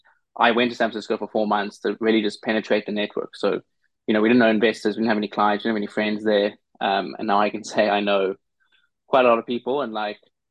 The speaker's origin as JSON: {"language": "English", "country": "South Africa", "tie": "born or raised there", "moved": "as an adult", "lives_now": "New York, United States", "said": "I grew up in South Africa"}